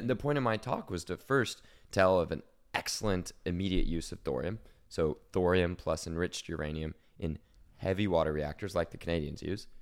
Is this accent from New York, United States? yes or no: no; Oklahoma, United States; moved away; I'm from Oklahoma. That's oil country.